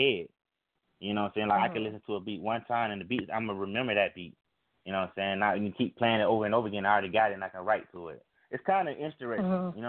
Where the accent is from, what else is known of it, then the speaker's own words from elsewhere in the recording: Florida, United States; I'm from Florida.